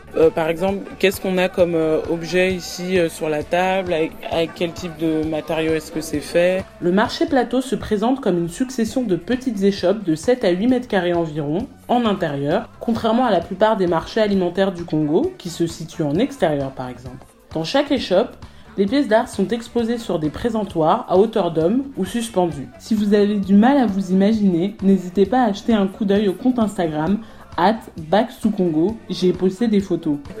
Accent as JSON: {"language": "French", "country": "France", "tie": "born or raised there", "said": "J'ai 22 ans, j'ai grandi en France"}